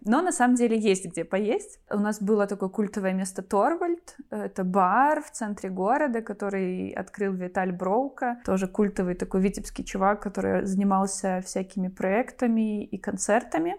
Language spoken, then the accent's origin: Russian; Vitebsk, Vitebsk Region, Belarus; also born or lived in Hlybokaye District; это мой родной город